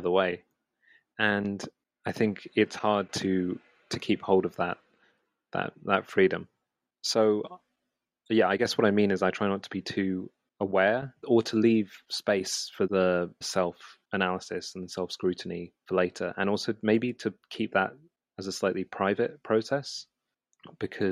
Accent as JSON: {"language": "English", "region": "London", "country": "United Kingdom", "tie": "born or raised there", "said": "I grew up in West London, kind of in between Shepherd's Bush and Hammersmith"}